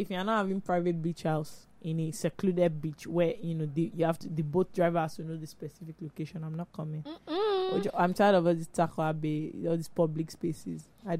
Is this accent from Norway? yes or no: no; Lagos, Nigeria; I'm really from Lagos. I know the streets. You don't know the streets.